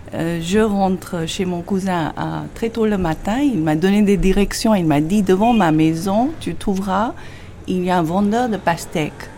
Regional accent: Delhi, India; je suis de Delhi

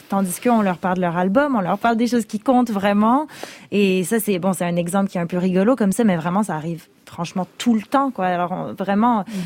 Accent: Quebec, Canada; first language French; j'ai grandi au Québec, ma, langue première est le français

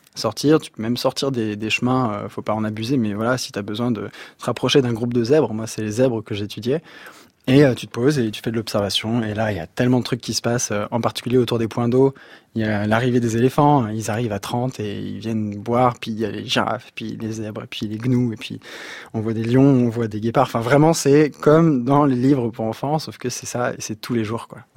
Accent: Sury-le-Comtal, Auvergne-Rhône-Alpes, France; moved away; also born or lived in Guadeloupe / Thailand; on a grandi à Suril-Comtal dans la Loire

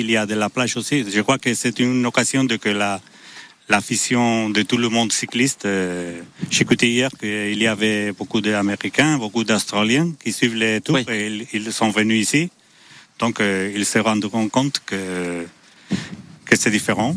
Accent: San Sebastián, Basque Country, Spain; je suis de Saint-Sébastien

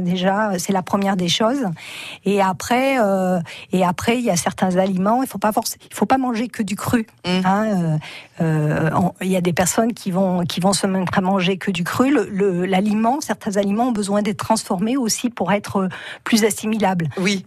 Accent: Cantal, Auvergne-Rhône-Alpes, France; je suis une petite fille de paysan. Hein. je suis originaire du Cantal

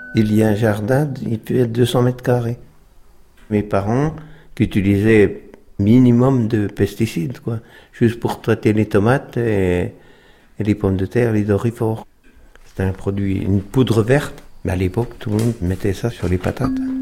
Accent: La Grande-Verrière, Bourgogne-Franche-Comté, France; also born or lived in Autun / Dijon; Je suis né à Autun, mais j'ai grandi ici, à Maison-à-Côté. Au Crotte-Meunière, Grande Verrière, dans le Moron.

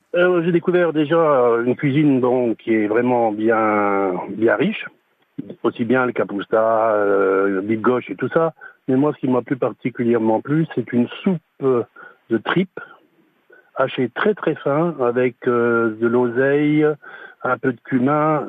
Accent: Lorraine, Grand Est, France; je suis lorrain d'origine

